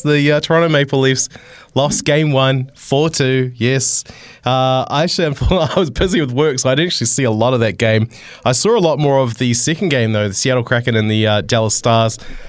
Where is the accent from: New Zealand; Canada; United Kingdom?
New Zealand; Tauranga, Bay of Plenty; my hometown, Tauranga.